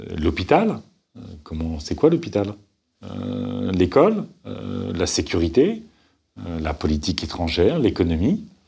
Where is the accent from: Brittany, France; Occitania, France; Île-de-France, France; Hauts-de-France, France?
Hauts-de-France, France; Picardy; moved away; Quand je vais en Picardie, là d'où je viens